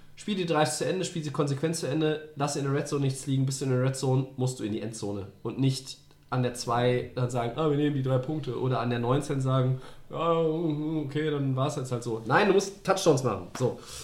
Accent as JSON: {"language": "German", "country": "Germany", "said": "bei uns in Deutschland"}